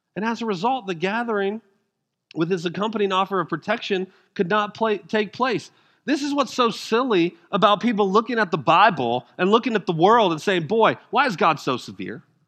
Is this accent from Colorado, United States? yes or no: yes; Denver, Colorado, United States; I'm from Denver